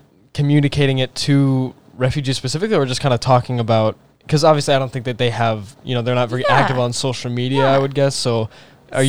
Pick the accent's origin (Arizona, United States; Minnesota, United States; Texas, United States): Texas, United States; moved away as an adult; now in Nebraska, United States; I'm from Texas as well.